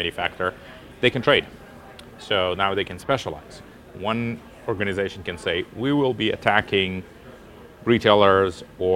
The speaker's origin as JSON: {"language": "English", "area": "near Jerusalem", "region": "Jerusalem District", "country": "Israel", "tie": "born or raised there", "also_born_or_lived": "Russia", "said": "So I was growing up actually close to Jerusalem in Israel. Mm-hmm. I was born in Russia."}